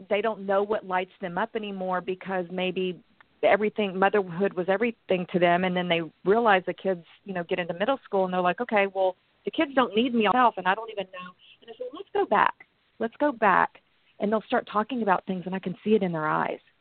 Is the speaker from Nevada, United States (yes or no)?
no; Texas, United States; moved away as an adult; also born or lived in Los Angeles; I was running away from Texas